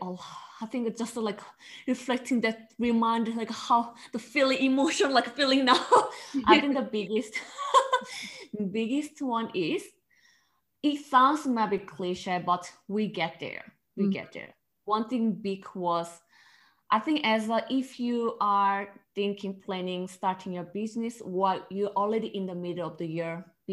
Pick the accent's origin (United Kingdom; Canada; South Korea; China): South Korea; English is a second language; now in Australia; Because before Korea, I think maybe if you go Korea, used to Korea culture, fast. Everything is fast, quick, and very competitive.